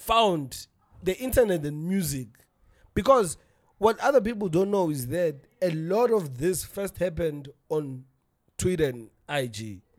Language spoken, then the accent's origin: English; South Africa; as a South African